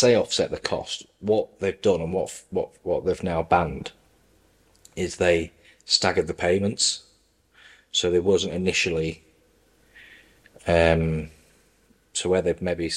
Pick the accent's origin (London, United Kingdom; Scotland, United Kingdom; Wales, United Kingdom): Wales, United Kingdom; as a Welshman